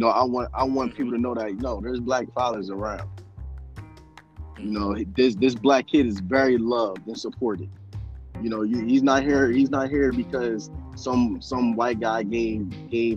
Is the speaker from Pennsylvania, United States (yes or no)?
yes; Philadelphia, Pennsylvania, United States; I'm from Philly.